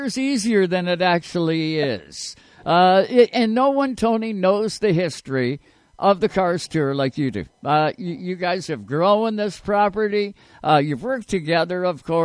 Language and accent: English; Nova Scotia, Canada; I'm from Nova Scotia.